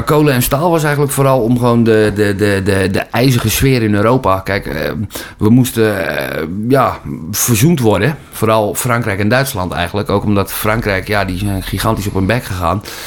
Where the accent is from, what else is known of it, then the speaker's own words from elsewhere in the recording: Holland, Netherlands; vanuit mijn Nederlandse identiteit als echte Hollander